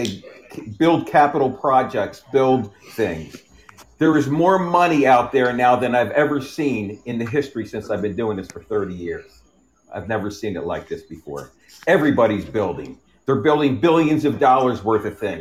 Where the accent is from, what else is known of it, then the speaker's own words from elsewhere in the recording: New Jersey, United States; also born or lived in Ocean City, New Jersey / Mays Landing, New Jersey / Linwood, New Jersey / Northfield, New Jersey; I'm born and raised in New Jersey.